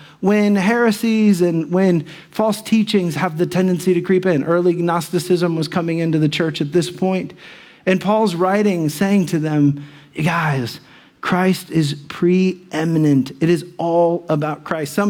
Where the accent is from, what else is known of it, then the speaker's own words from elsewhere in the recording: Dayton, Ohio, United States; I'm from Dayton